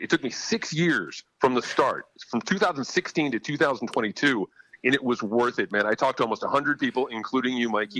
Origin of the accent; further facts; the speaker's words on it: Farmington, Connecticut, United States; also born or lived in Suffield, Connecticut; I grew up in Farmington in Suffield.